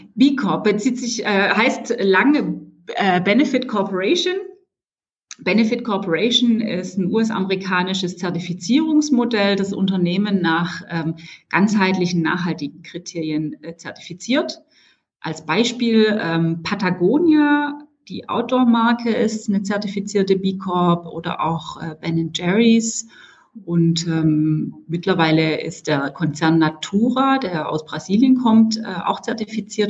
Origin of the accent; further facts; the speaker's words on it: Stuttgart, Baden-Württemberg, Germany; als Stuttgarterin